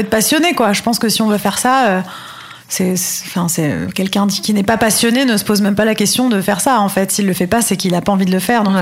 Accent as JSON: {"language": "French", "town": "Paris", "region": "Île-de-France", "country": "France", "lives_now": "Barcelona, Spain", "said": "Moi, je suis de Paris, j'ai mes amis là-bas. Si c'est pour vivre à Toulouse, je reste à Barcelone."}